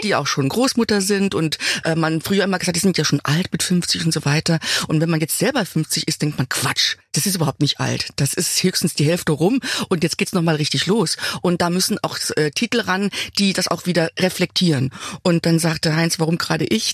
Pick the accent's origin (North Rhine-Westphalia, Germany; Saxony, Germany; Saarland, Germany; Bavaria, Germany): Saarland, Germany; Also ich bin da geblieben, wo ich aufgewachsen bin. Ja. Ich habe mein Dorf nicht verlassen. Ich bin im Saarland